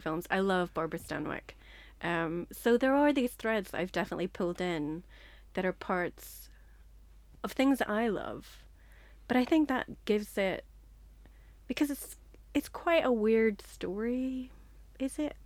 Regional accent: Northern Ireland, United Kingdom; moved away as an adult; also born or lived in Liverpool; now in London, United Kingdom; I'm from Northern Ireland

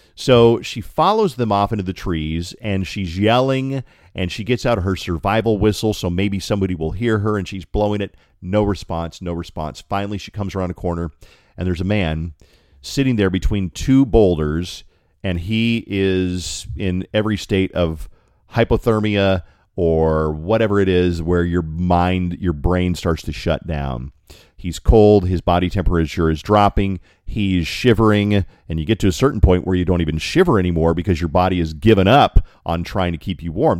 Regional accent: Colorado, United States; from Colorado.

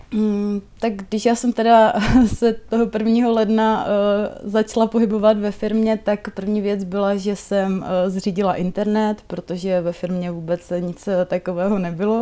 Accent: Palkovice, Moravian-Silesian Region, Czechia; v mé rodné vesnici eh, Palkovicích, v Palkovicích se má zavírat výroba vlněných přikrývek

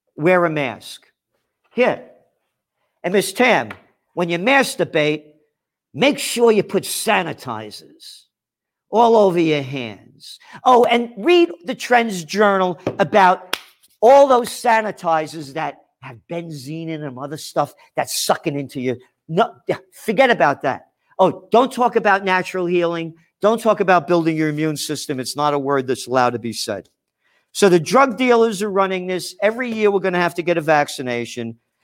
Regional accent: New York City, New York, United States; from the Bronx, born in the Bronx

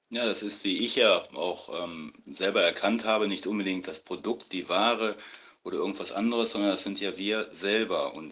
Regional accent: Düsseldorf, North Rhine-Westphalia, Germany; Ich bin ähm, aus Düsseldorf und bin nicht oft hier in Düsseldorf

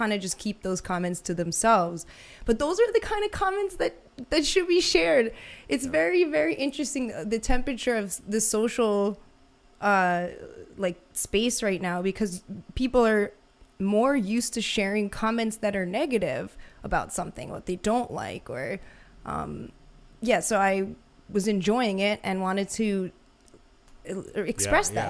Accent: New York City, New York, United States; I'm from New York City

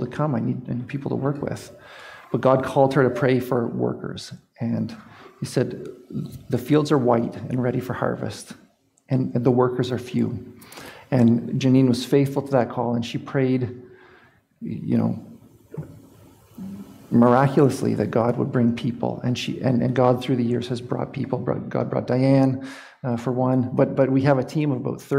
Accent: Exeter, Ontario, Canada; moved away; I actually grew up in Exeter, so I'm a Huron County guy

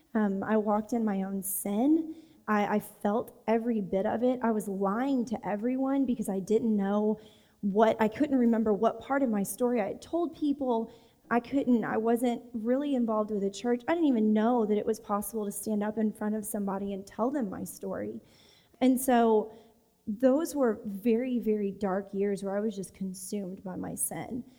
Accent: Texas, United States; I grew up in Texas.

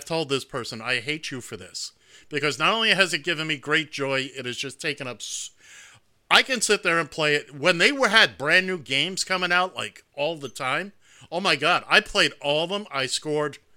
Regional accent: New York City, New York, United States; I'm some schmuck from Queens.

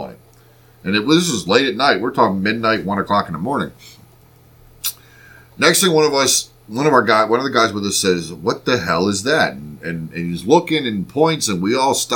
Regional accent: Reading, Pennsylvania, United States; We're from Reading, Pennsylvania. So technically we're right outside of Reading right now

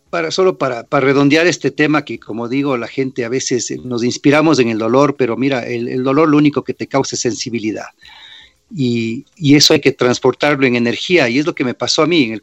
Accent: New York, United States; born there; Pero claro, nací en el 65 en Nueva York y mi padre fue un gran restaurador en esas épocas

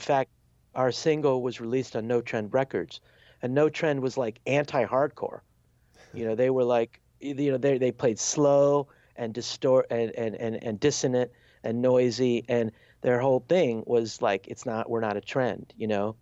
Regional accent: Chicago, Illinois, United States; moved away as an adult; also born or lived in Wisconsin / Washington, D.C.; I'm from Chicago

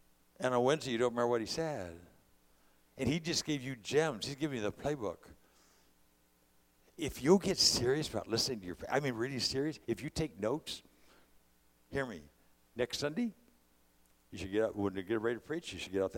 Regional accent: California, United States; I'm a California guy

